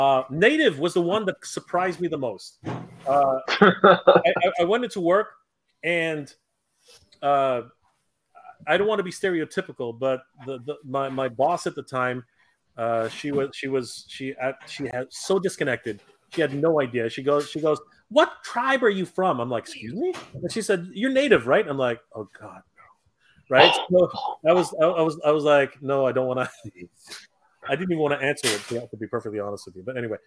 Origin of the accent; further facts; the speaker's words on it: Philippines; most people are surprised to find out that I'm a Filipino.